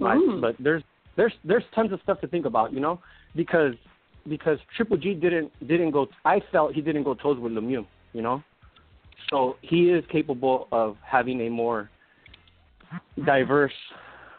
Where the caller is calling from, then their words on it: San Diego, California, United States; I'm calling from San Diego.